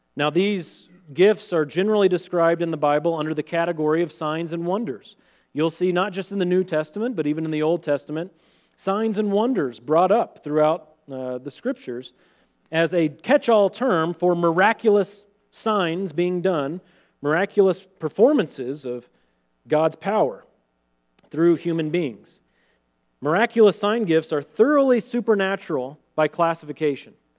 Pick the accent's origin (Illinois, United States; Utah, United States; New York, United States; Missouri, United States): Missouri, United States; central; my hometown in central Missouri